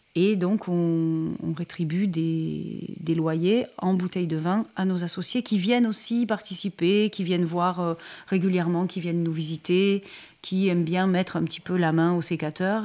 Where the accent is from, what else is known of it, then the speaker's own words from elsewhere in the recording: Montpellier, Occitania, France; on est de Montpellier